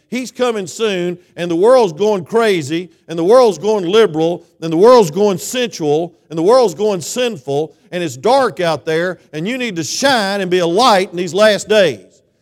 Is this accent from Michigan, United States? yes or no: no; South Georgia, United States; now in North Georgia, United States; I'm from South Georgia